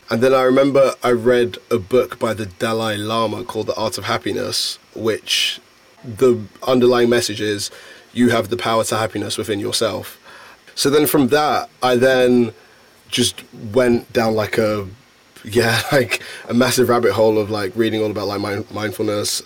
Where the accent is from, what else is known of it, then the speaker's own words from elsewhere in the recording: London, United Kingdom; being born and bred in London